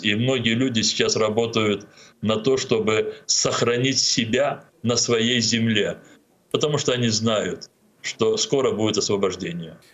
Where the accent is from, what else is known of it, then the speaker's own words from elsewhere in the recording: Crimea, Ukraine; moved away as an adult; also born or lived in Moscow; Мне было 11 лет, и я вырос в Крыму, я учился там